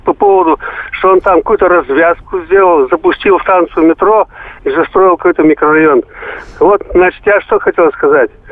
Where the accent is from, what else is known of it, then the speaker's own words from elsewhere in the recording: Urals, Russia; я сам с Урала